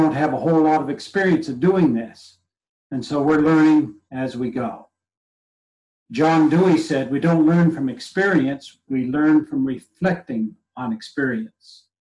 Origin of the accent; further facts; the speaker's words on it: New Brunswick, Canada; I come from New Brunswick